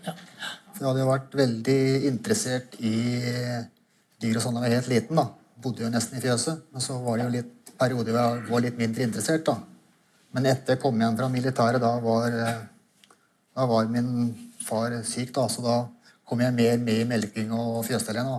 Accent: Orderud farm, Akershus, Norway; jeg vokste opp på Ordre da, sammen med min søster og mine foreldre

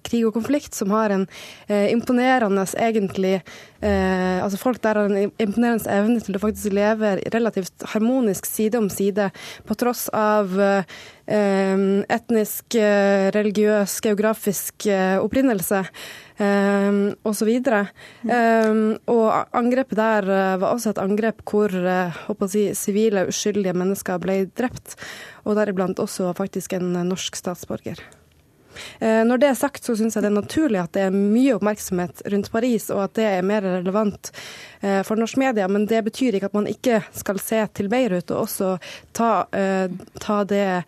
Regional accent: Norway; vi som nordmenn

